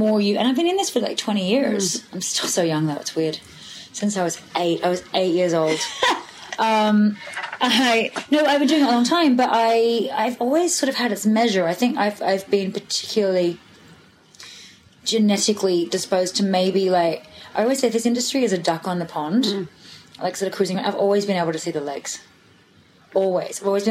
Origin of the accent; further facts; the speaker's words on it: Sydney, New South Wales, Australia; I grew up in Australia, as we know. My parents, my dad was a farmer. They got divorced when I was 5. My mum and I moved to the city